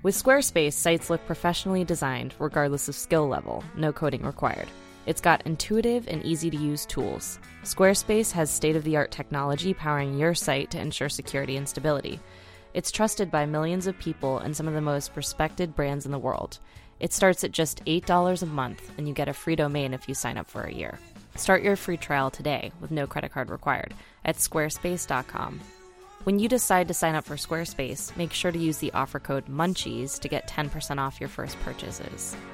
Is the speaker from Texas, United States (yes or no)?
yes; Austin, Texas, United States; I grew up in Austin, and it's sort of bat central in North America